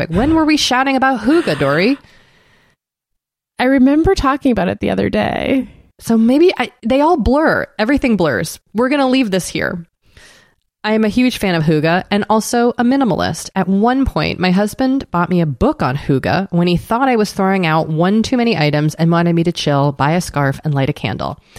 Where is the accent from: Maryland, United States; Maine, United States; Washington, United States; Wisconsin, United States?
Maine, United States; Portland; I discovered a company in my hometown of Portland, Maine that accepts old candle jars and will refill them with a custom scent using environmentally friendly ingredients.